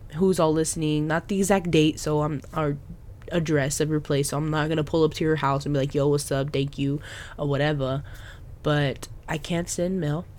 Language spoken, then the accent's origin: English; Texas, United States; now in Oklahoma, United States; I'm from Oklahoma, well, Texas, but I moved to Oklahoma, believe, seven years ago